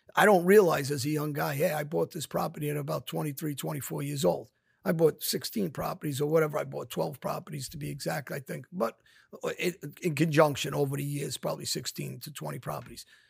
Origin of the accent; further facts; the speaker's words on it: New York City, New York, United States; kids from my neighborhood, we grew up on Jamaica Avenue, East New York, South Jamaica.